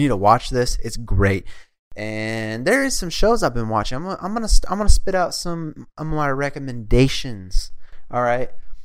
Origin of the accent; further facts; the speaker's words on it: Springfield, Missouri, United States; I grew up in Springfield